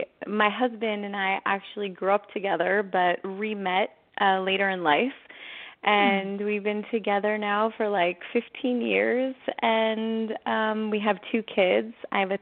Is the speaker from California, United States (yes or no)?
no; East Brunswick, New Jersey, United States; moved away as an adult; also born or lived in Manhattan, New York; now in Los Angeles, United States; I was born in East Brunswick, New Jersey. I am the youngest of three girls, and I lived on the East Coast until I was 23. I graduated from Rutgers University in New Jersey. I moved to Manhattan, and then I came out to Los Angeles in 2006.